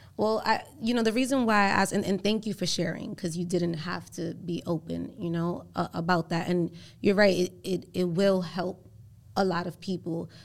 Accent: Puerto Rico; first language Spanish; English is a second language; also born or lived in Spanish Harlem, New York; now in New York, United States; I was born in Puerto Rico, but when I moved here, you know, to, I, I moved to Spanish Harlem, I didn't know any, um, English at all.

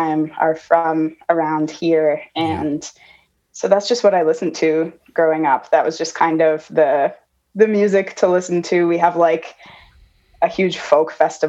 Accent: Manitoba, Canada; moved away as an adult; also born or lived in United States; I grew up here in Manitoba.

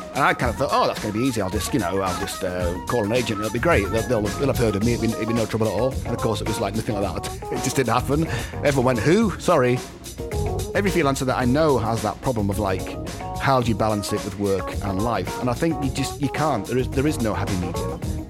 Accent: Knaresborough, Yorkshire and the Humber, United Kingdom; also born or lived in Edinburgh; now in Los Angeles, United States; born in Edinburgh, but I lived most of my life in North Yorkshire, in Knaresborough, which is close to Harrogate, which is close to Leeds.

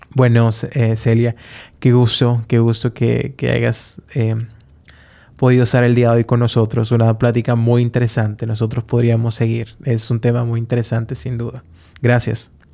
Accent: Honduras; como hondureño

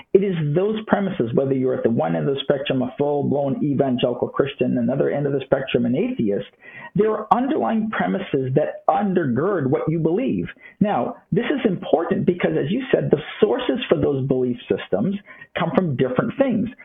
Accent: Toronto, Ontario, Canada; moved away as an adult; also born or lived in California; now in Florida, United States; I did grow up in Toronto, Canada

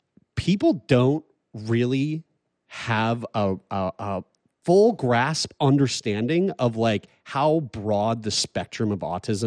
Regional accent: Lower Sackville, Nova Scotia, Canada; I'm from a place called Lower Sackville

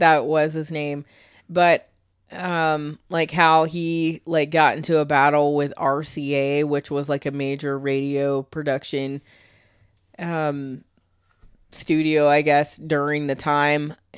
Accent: Michigan, United States; now in Florida, United States; I was born in Michigan

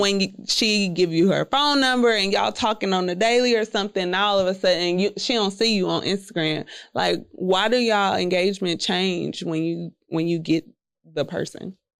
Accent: Houston, Texas, United States; I'm from Southwest Houston

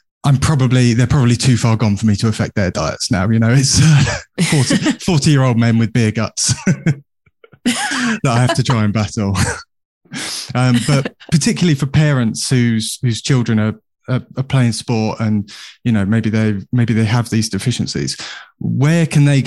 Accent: Bristol, South West England, United Kingdom; I grew up in Bristol.

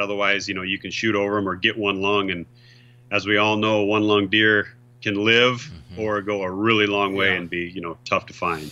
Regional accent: South Dakota, United States; I'm from South Dakota

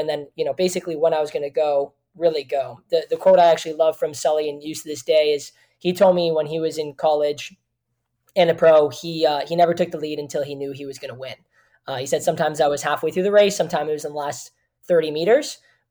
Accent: Kitchener, Ontario, Canada; I had art projects back in my hometown in Kitchener

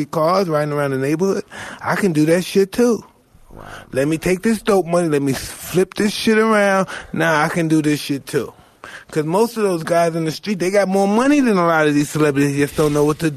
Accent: New York City, New York, United States; I'm from Brownsville.

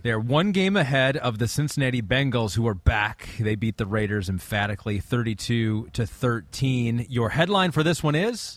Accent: England, United Kingdom; I'm from England

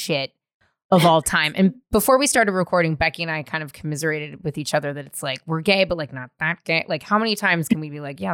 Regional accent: San Francisco, California, United States; also born or lived in Marin; I'm from San Francisco

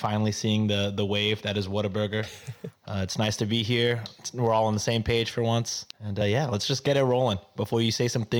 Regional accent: Philippines; Oh, easy peasy. I'm Filipino. This should be easy to do, right? I speak Tagalog all the time.

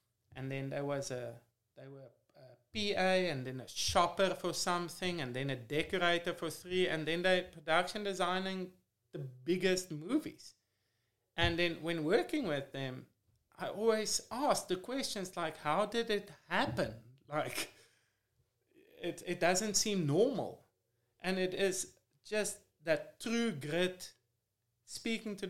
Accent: South Africa; moved away as an adult; now in Los Angeles, United States; growing up in South Africa in the apartheid era

